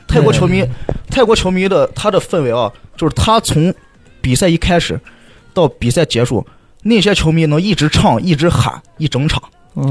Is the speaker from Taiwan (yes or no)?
no; China; moved away; 我们是，China，China